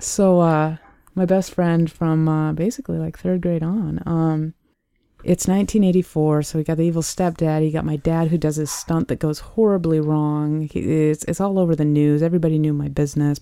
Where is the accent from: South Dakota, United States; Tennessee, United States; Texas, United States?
South Dakota, United States; Sioux Falls; I, I was born and raised in Sioux Falls, South Dakota, the southeastern part of the state.